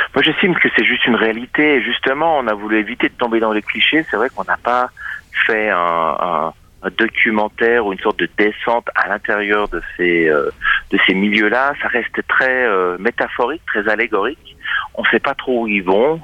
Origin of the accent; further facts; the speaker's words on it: Châtel-Saint-Denis, Fribourg, Switzerland; j'ai euh, grandi à la campagne. Euh, je viens de Châtel-Saint-Denis dans le canton de Fribourg.